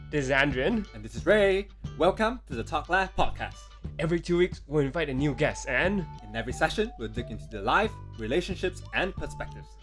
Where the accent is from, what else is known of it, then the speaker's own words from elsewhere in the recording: Petaling Jaya, Selangor, Malaysia; moved away as an adult; now in Hong Kong; born and raised in Malaysia, uh, in the town in a city called uh, Petaling Jaya